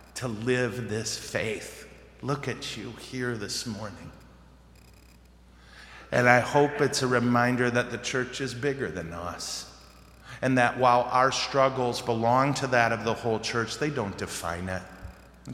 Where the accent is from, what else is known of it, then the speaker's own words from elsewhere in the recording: United States; I thank Jesus I was born here